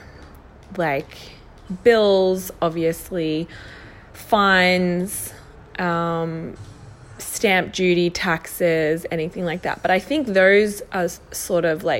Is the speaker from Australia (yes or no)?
yes; Melbourne, Victoria, Australia; Newly married, we're from Melbourne, Australia